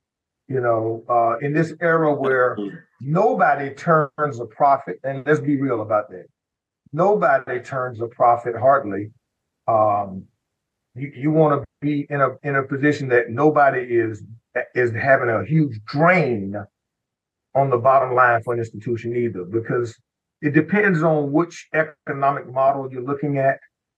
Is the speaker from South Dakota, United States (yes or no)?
yes; South Dakota, United States; And I'm from South Dakota. And I'm a Black kid from South Dakota.